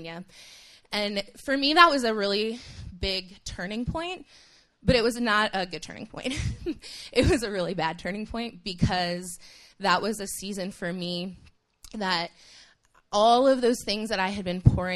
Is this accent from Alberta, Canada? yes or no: no; Toronto, Ontario, Canada; moved away as an adult; also born or lived in Haiti; now in United States; When I was 8 years old, my family moved to Toronto, Ontario. And I grew up in Canada